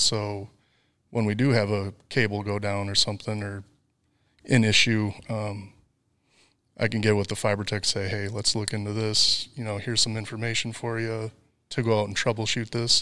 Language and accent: English; near Volk Field Air Force Base, Wisconsin, United States; moved away as an adult; also born or lived in Kansas City; now in Arkansas, United States; I grew up near Volk Field Air Force Base